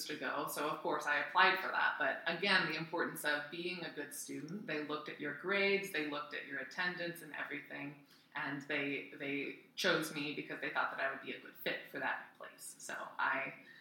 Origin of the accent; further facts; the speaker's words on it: United States; as an American